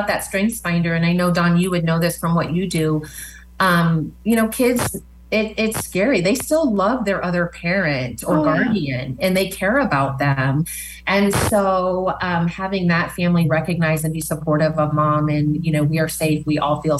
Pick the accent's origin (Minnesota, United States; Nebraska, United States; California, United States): Nebraska, United States; Omaha; now in Lincoln, United States; I came from Omaha. I am so proud of our Lincoln community